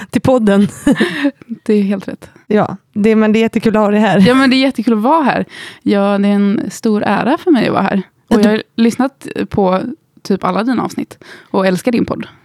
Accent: Gothenburg, Västra Götaland, Sweden; also born or lived in Skåne; now in Stockholm, Sweden; Och jag är uppvuxen i Göteborg. Jag vet inte, många säger att min dialekt har slätats ut lite under åren.

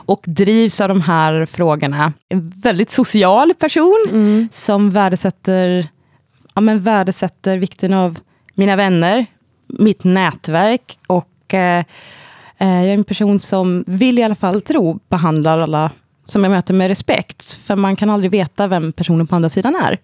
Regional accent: Vargön, Västra Götaland, Sweden; moved away as an adult; also born or lived in Sri Lanka / Gothenburg / Scotland / London; now in Stockholm, Sweden; jag adopterades när jag var tre månader gammal och kom till Vargön som ligger ja, men nära Vänersborg, Trollhättan.

